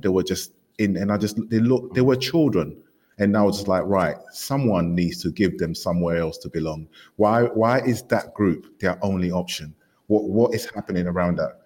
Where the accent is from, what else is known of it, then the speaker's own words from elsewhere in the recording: London, United Kingdom; coming to London and growing up in East London